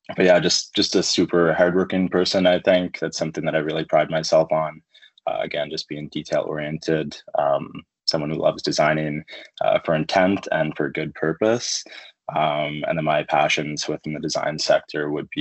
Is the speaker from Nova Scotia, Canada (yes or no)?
yes; Halifax, Nova Scotia, Canada; moved away as an adult; also born or lived in Edmonton; I'm from the East Coast. So I was born and raised in Halifax, Nova Scotia. Spent most of my life there. Ended up moving to Edmonton when I was 21